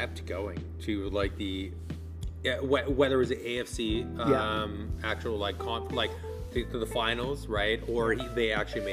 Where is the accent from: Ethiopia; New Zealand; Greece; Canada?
Canada; also born or lived in Toronto; now in Pacific Northwest; a Canadian and living in the Pacific Northwest over here